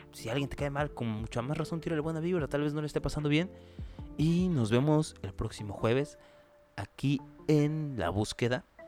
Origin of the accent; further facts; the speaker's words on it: Chiapas, Mexico; yo soy de Chiapas